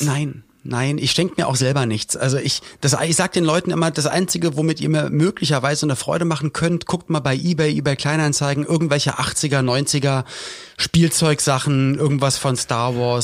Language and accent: German; Berlin, Germany; gab's alte Berliner Tradition oder Spandauer Tradition, wo ich herkomme